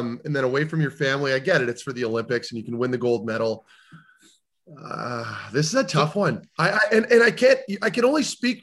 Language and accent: English; Canada; I'm speaking from a Canadian's point of view